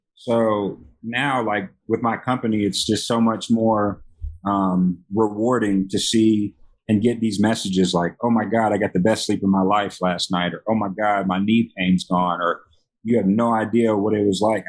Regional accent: Memphis, Tennessee, United States; now in Las Vegas, United States; born and raised in Memphis, Tennessee.

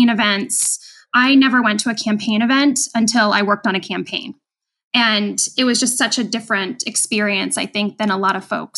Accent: Rhode Island, United States; moved away as an adult; also born or lived in Chicago; now in Iowa, United States; I grew up in Rhode Island

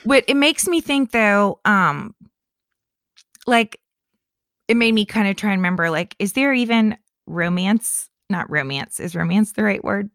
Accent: Lake County, central Florida, United States; moved away; my hometown is in central Florida in Lake County where there are more lakes than there is land

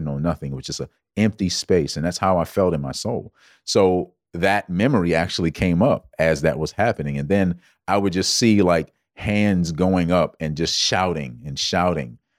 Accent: Georgetown, South Carolina, United States; I grew up in South Carolina. Born and raised, of course, Georgetown, South Carolina, to be exact.

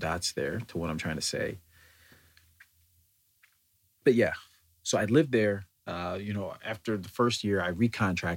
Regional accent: United States; as an American having lived here and then traveled over there

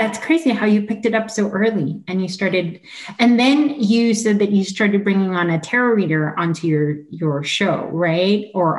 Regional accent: South Orange County, California, United States; I'm from South Orange County.

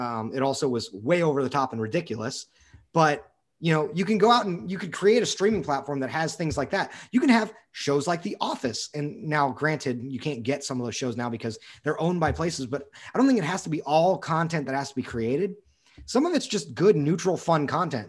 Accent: United States

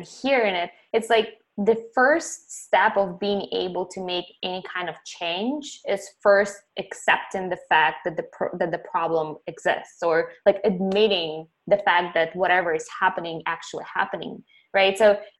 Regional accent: Ukraine; moved away; I saw cows and chickens and goats when I was growing up in Ukraine

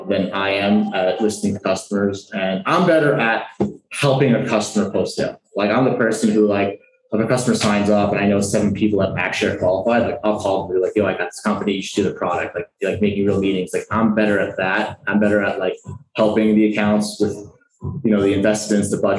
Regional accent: New York, United States; now in Colombia; I was born in New York

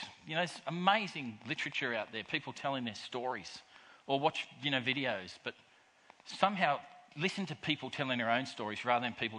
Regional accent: Australia; I love about being an Australian

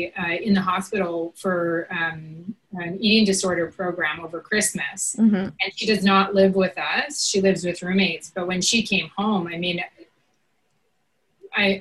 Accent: Grande Prairie, Alberta, Canada; moved away as an adult; also born or lived in Saskatchewan / Peterborough, Ontario; our home in Grand Prairie, Alberta, Northern Alberta

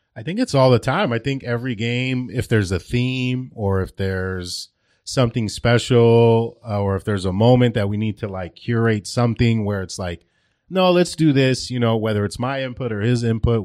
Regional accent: Glendale, California, United States; I was born and raised in Glendale

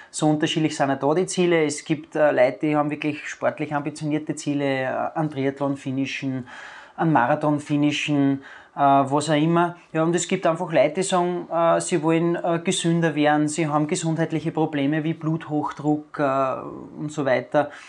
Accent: Amstetten, Lower Austria, Austria; Ich bin gebürtiger Amstettner und ziehe meine Kreise hauptsächlich in der wunderschönen Natur vom Mostviertel.

